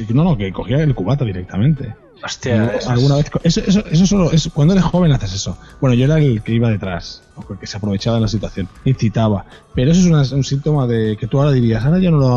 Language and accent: Spanish; Catalonia, Spain; y yo soy muy catalán en esto